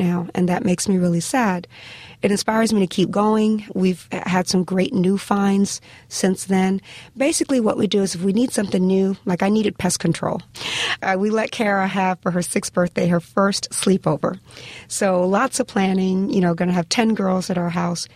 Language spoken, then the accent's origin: English; Miami, Florida, United States; I remember growing up in Liberty City, which is a very economically depressed part of Miami, Florida.